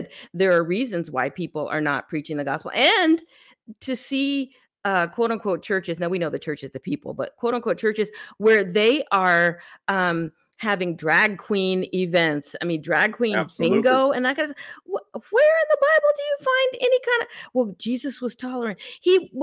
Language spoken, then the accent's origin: English; San Francisco, California, United States; I grew up in San Francisco in the late 60s, early 70s.